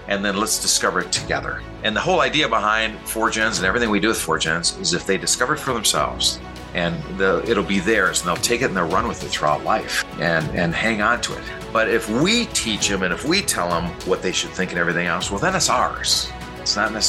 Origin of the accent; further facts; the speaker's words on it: Minneapolis, Minnesota, United States; now in Lansing, United States; I grew up in Minneapolis, Minnesota